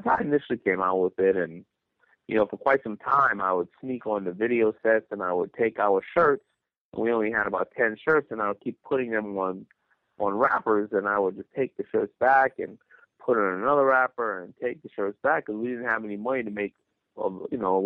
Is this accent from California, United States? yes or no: no; New York City, New York, United States; I was raised in Hollis, Queens